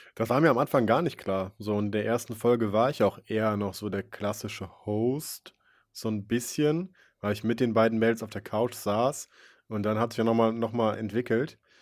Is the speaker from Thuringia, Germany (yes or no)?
no; Wipperfürth, North Rhine-Westphalia, Germany; Ich bin geboren in Wipperfürth